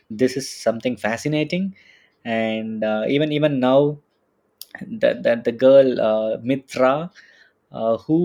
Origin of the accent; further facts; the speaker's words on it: India; now in Munich, Germany; I'm a Indian living in Munich